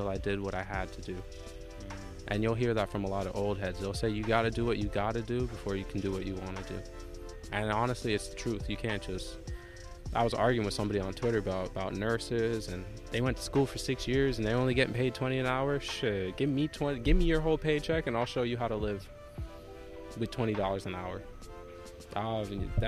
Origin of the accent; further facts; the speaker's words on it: Jamaica; I'm Jamaican.